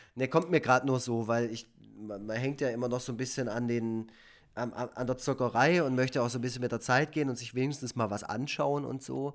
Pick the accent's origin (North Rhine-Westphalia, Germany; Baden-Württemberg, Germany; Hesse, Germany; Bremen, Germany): Baden-Württemberg, Germany; Efringen-Kirchen; in Efringen, also in einem Dorf, wo ich aufgewachsen bin.